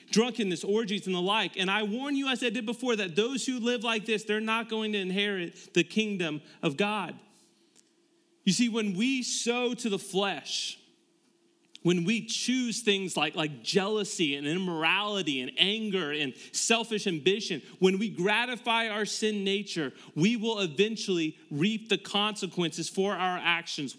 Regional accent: Tampa, Florida, United States; moved away as an adult; now in Westerville, United States; we moved from Tampa, Florida, where we were both born and raised.

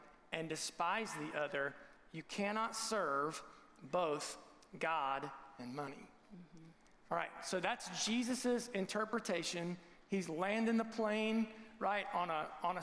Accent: Southern Ohio, United States; Jeff was my student pastor growing up in Southern Ohio

